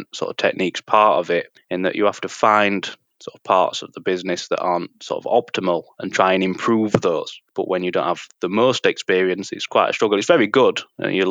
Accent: Sheffield, Yorkshire and the Humber, United Kingdom; being from sort of Sheffield and the local area

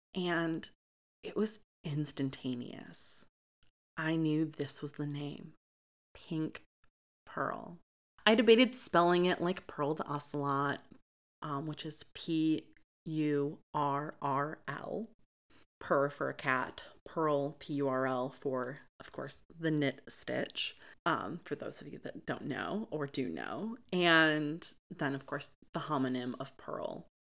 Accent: Lansing, Michigan, United States; I was born and raised in Lansing, Michigan by my great-grandmother

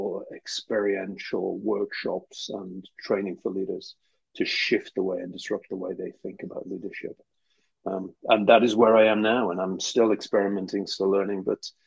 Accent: Newcastle upon Tyne, North East England, United Kingdom; I was brought up in Newcastle, northeast of England.

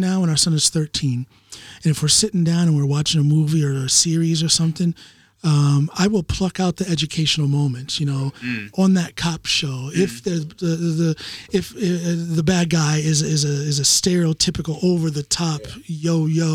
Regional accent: United States; now in Norway; I'm American

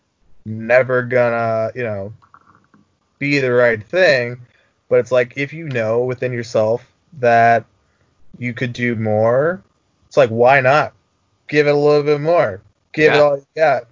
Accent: Minnesota, United States; now in Chicago, United States; my time growing up in Minnesota

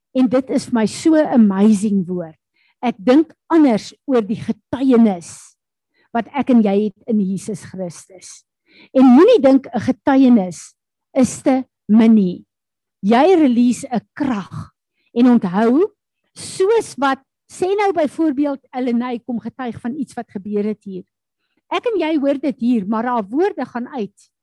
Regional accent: South Africa; Ek en jy is Suid-Afrikaners

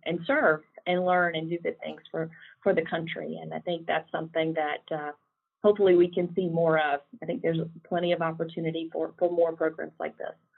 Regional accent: South Carolina, United States; I am uh, from South Carolina originally, as you might be able to detect from my accent

